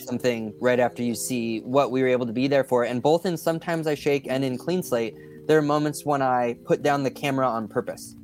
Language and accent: English; just south of Sacramento, Northern California, United States; also born or lived in San Diego, California; I was born down there and spent a lot of adult life there. And I was raised in Northern California, uh, just south of Sacramento.